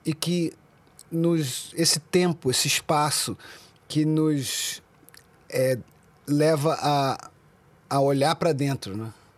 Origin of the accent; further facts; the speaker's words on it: Brazil; crescendo no Brasil, é, eu nasci em 76, né? Então a minha transição de criança, começo dos anos 80, no Brasil